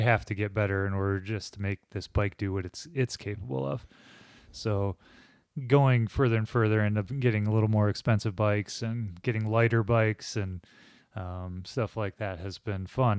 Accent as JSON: {"language": "English", "town": "Holland", "region": "Michigan", "country": "United States", "said": "I'm from Holland, and so I go to Riley Trails a lot in Holland"}